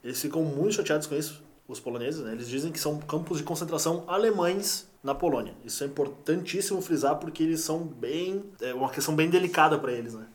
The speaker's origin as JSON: {"language": "Portuguese", "country": "Brazil"}